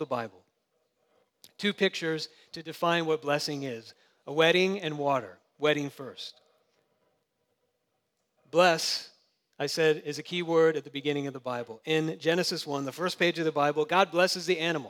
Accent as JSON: {"language": "English", "town": "Jacksonville", "region": "Florida", "country": "United States", "tie": "born or raised there", "said": "I grew up in Jacksonville, and that's kind of the South"}